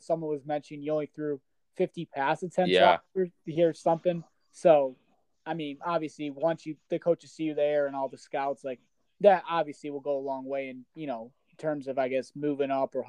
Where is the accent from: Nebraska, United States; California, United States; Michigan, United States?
Michigan, United States; moved away; also born or lived in Florida; I'm from Michigan, but I've lived in Florida for a lot of years